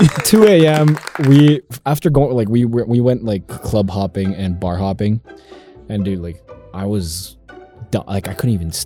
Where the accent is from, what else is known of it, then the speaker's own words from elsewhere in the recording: United States; Yeah, I'm American.